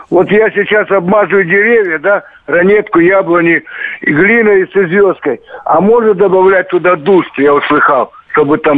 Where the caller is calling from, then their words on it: Krasnoyarsk, Krasnoyarsk Krai, Russia; Красноярск, здравствуйте.